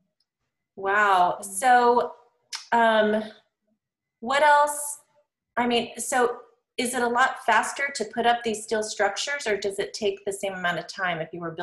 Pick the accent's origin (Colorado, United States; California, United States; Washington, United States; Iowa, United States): Washington, United States; Seattle; moved away; I'm from Seattle. And so it rains a lot there.